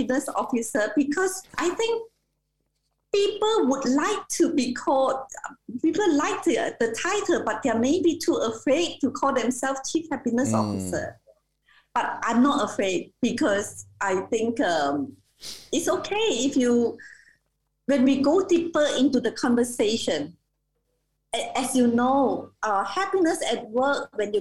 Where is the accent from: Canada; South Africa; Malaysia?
Malaysia; I'm Malaysian